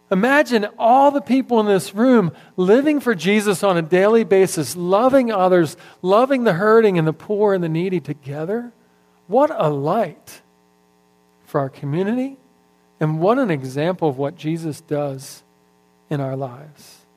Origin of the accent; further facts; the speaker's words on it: Philadelphia, Pennsylvania, United States; now in Texas, United States; I'm transplanted from Philadelphia a long time ago, as Gary likes to point out every time I come up here. I'm still a foreigner, I guess.